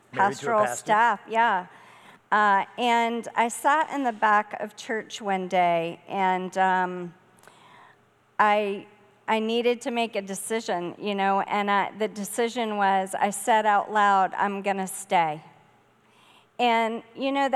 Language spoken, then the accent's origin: English; Charleston, South Carolina, United States; moved away as an adult; also born or lived in Minnesota; now in Connecticut, United States; I grew up in Charleston, South Carolina, on the water.